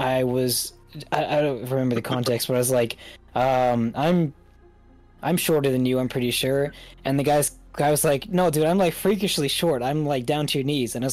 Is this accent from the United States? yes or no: no; Canada; We're a Canadian